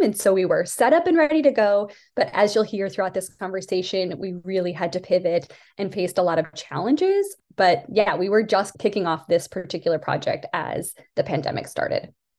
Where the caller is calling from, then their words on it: Pittsburgh, Pennsylvania, United States; I'm calling in from Pittsburgh, Pennsylvania